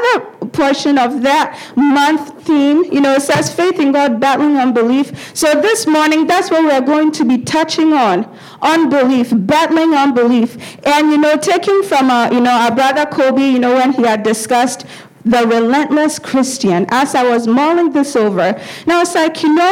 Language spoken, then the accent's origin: English; Ghana; growing up in Ghana, and some of us who have grown up in Ghana, sometimes you go live with relatives, not your parents